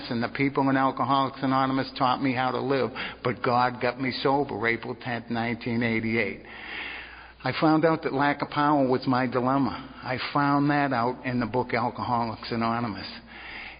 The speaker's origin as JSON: {"language": "English", "town": "Boston", "region": "Massachusetts", "country": "United States", "moved": "yes", "lives_now": "Navarre, United States", "said": "but I'm originally from Boston"}